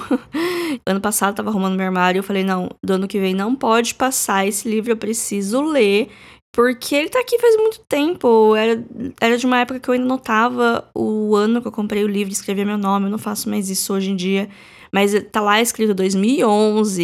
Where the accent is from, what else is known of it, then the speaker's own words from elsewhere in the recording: Brazil; A gente, como brasileiro